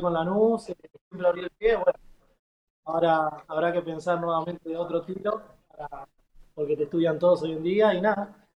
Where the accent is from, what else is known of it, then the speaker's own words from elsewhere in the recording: Guernica, Buenos Aires Province, Argentina; moved away as an adult; also born or lived in Asunción, Paraguay; now in Paraná, Argentina; Yo soy de Guernica, zona sur, bien al fondo.